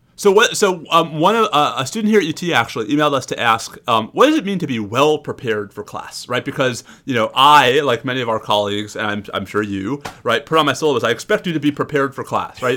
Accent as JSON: {"language": "English", "region": "New York", "country": "United States", "said": "a New Yorker"}